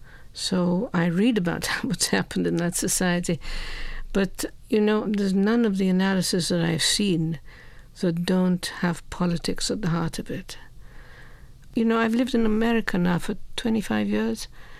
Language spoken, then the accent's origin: English; Egypt; now in United States; my Christian friends thought that Christianity meant growing up in Egypt